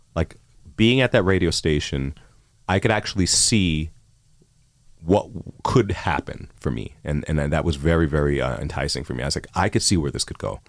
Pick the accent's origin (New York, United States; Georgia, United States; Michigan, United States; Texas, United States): New York, United States; New York City; moved away as an adult; also born or lived in College Park, Maryland / Miami / Chicago; now in Toronto, Canada; I grew up in Queens, New York